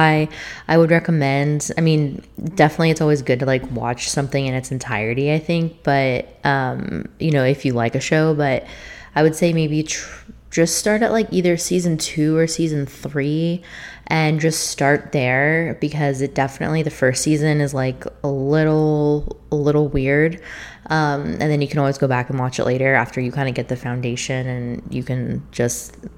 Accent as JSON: {"language": "English", "town": "St. Augustine", "region": "Florida", "country": "United States", "tie": "born or raised there", "said": "pretty much all of my immediate family lived in the town that I was born in, which is St. Augustine, Florida"}